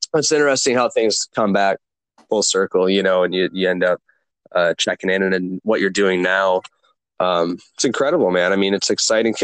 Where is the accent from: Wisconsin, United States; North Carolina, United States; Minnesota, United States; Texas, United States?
Minnesota, United States; now in California, United States; I'm from Minnesota